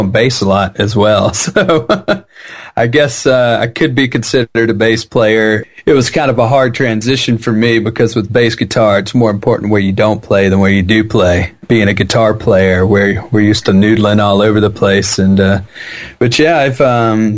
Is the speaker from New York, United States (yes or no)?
no; Jackson, Mississippi, United States; also born or lived in San Francisco Bay Area; now in San Francisco, United States; I grew up in Jackson, Mississippi